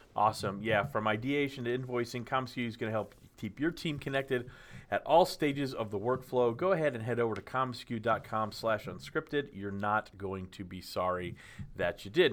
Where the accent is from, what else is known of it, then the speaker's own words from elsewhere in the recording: Dallas, Texas, United States; I grew up in Dallas